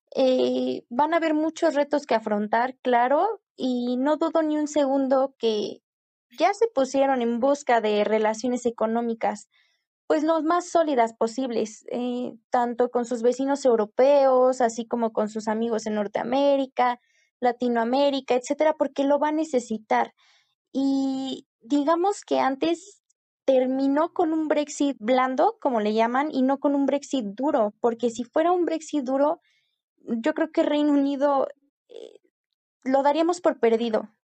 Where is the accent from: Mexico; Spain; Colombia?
Mexico; como mexicanos